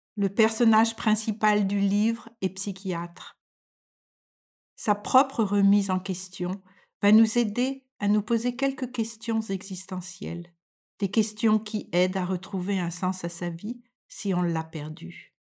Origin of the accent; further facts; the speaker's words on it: France; moved away as an adult; now in Denmark; je suis française et je vis au Danemark depuis plus de 40 ans